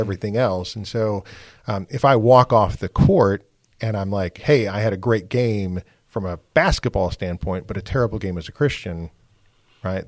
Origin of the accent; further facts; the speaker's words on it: Wisconsin, United States; I grew up in Wisconsin